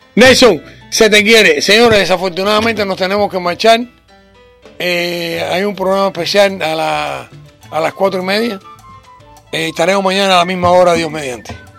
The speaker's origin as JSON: {"language": "Spanish", "country": "Cuba", "said": "nosotros los cubanos, y digo los cubanos porque yo soy cubano"}